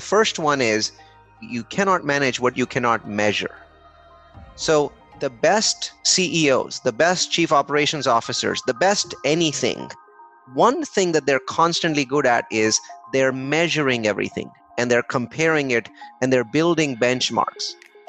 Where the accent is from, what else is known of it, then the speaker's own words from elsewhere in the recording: India; English is a second language; now in United States; I think I am in a cricket nut. So I came from India. And most people don't in America don't know about this game called cricket.